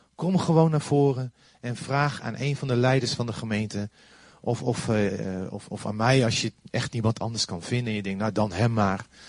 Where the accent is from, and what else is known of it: Netherlands